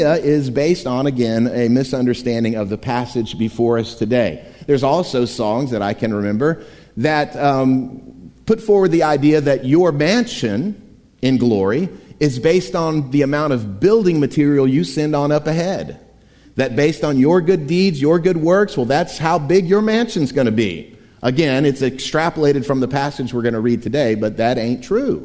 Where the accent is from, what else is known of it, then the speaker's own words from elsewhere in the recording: Wimauma, Florida, United States; My hometown of Waimama, Florida, yes, that's a real place